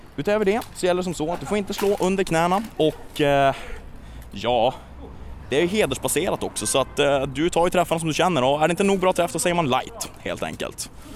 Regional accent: Luleå, Norrbotten County, Sweden; Jag kommer från Luleå

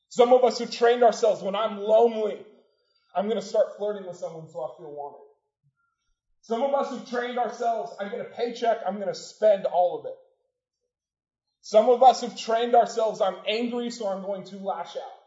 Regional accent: Portland, United States; The house I grew up in Portland is on on a hill

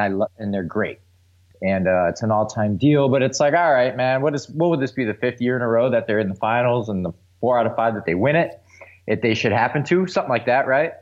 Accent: Milwaukee, Wisconsin, United States; I'm from Milwaukee

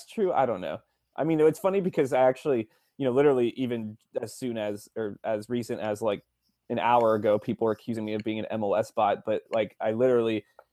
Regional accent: West Coast, United States

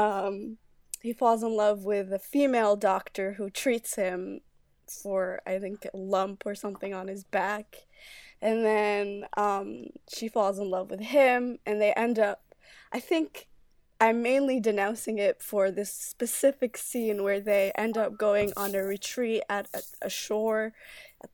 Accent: United States; also born or lived in Saudi Arabia; now in London, United Kingdom; I'm American born, originally Saudi, living in London

